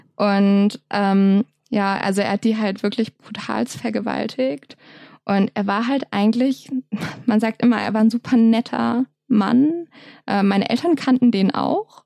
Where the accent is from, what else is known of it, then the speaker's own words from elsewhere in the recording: Lower Saxony, Germany; Ich komme nämlich aus der Nähe von Hamburg